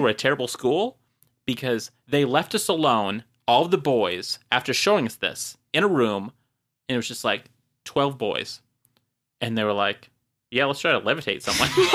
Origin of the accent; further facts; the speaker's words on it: Marshfield, Wisconsin, United States; I was a small town, Marshfield, Wisconsin